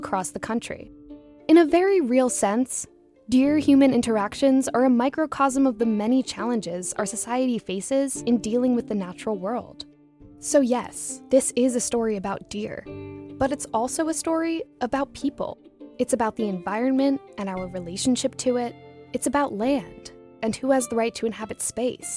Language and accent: English; East End of Long Island, New York, United States; I'm from the East End of Long Island, New York